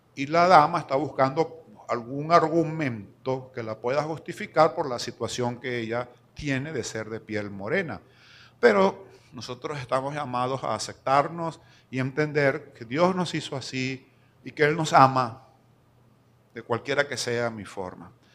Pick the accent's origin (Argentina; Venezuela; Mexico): Venezuela; Lara; also born or lived in Venezuelan Andes (born) / Maracaibo, Zulia; now in San Cristóbal, Venezuela; larense de crianza, o sea, me considero guaro pelado, criado en Lara